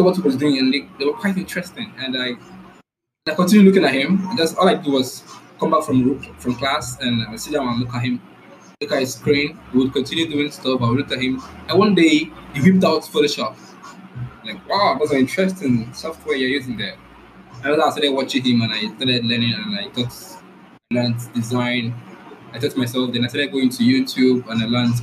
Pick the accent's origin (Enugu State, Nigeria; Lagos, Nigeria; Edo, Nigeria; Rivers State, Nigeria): Rivers State, Nigeria; I'm from Nigeria. The south part of Nigeria, Rivers State